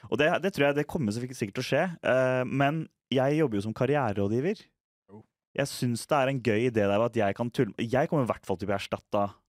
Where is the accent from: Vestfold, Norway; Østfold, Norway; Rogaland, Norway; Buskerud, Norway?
Østfold, Norway; jeg er fra Østfold